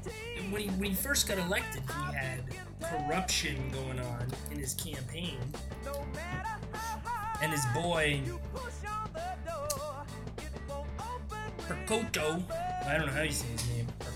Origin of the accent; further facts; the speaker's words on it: United States; I'm an American